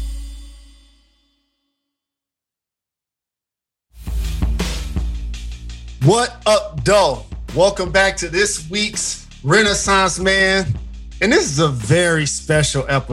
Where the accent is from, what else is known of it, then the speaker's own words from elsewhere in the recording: Detroit, Michigan, United States; I grew up in Detroit in the 1980s amidst the crack era and epidemic sweeping the country.